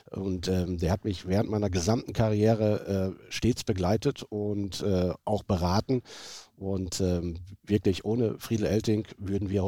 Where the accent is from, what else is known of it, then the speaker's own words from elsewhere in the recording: Oeding, North Rhine-Westphalia, Germany; Ähm, Öding ist ein kleiner Ort an der holländischen Grenze. Wir haben 4000 Einwohner und ähm, das ist meine Heimat.